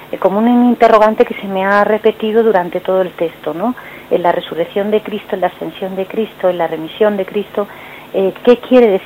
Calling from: Madrid, Community of Madrid, Spain; de Madrid.

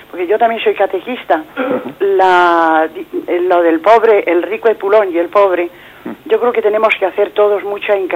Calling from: Madrid, Community of Madrid, Spain; de Madrid.

